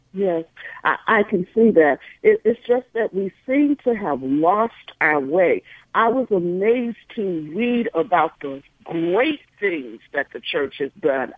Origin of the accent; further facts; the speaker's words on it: St. Louis, Missouri, United States; my hometown Saint Louis, Missouri